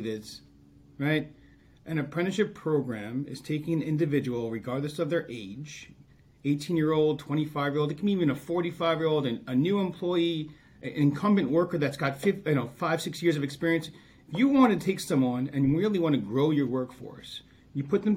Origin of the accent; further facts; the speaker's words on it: Long Island, New York, United States; I grew up on Long Island